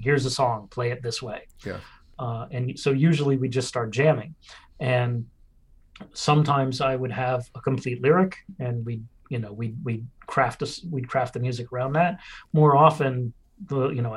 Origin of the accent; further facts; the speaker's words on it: Scarsdale, New York, United States; We all grew up in Westchester County